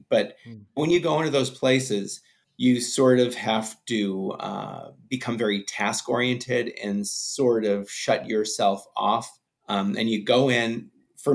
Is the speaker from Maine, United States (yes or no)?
no; Los Angeles, California, United States; I grew up in the Hollywood Hills in California